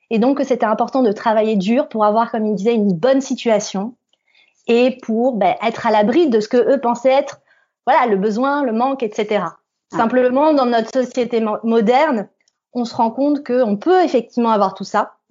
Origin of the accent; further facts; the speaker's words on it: Île-de-France, France; Parce que quand on vient de Seine-Saint-Denis, on a des challenges supplémentaires quand on a envie de réussir.